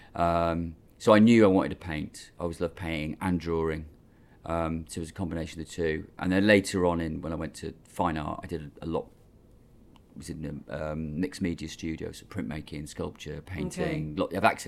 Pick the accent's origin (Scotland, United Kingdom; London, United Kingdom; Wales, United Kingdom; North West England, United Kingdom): Wales, United Kingdom; Cardiff; moved away; Yeah, Cardiff. Cardiff's my hometown.